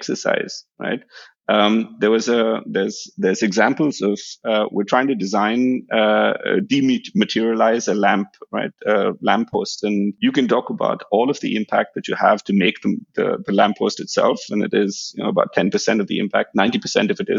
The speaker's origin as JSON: {"language": "English", "country": "India", "tie": "born or raised there", "moved": "yes", "said": "I come from India"}